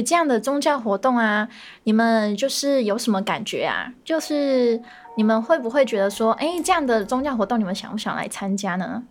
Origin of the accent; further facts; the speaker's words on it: Vietnam; Chinese is a second language; moved away as an adult; now in Taiwan; 我是来自越南